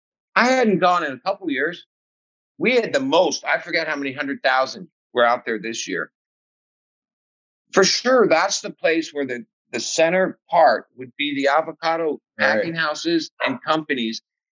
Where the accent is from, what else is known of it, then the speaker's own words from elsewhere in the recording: California, United States; I'm from SoCal.